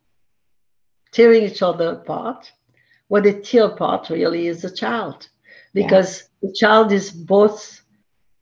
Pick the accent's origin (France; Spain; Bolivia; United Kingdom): France; Marseille, Provence-Alpes-Côte d'Azur; English is a second language; moved away as an adult; also born or lived in Paris, France / Miami, United States; now in New York City, United States; I was born in Marseille, grew up there